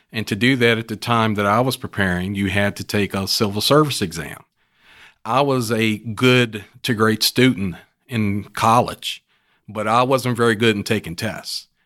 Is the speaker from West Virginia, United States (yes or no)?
yes; West Virginia, United States; now in Houston, United States; from West Virginia.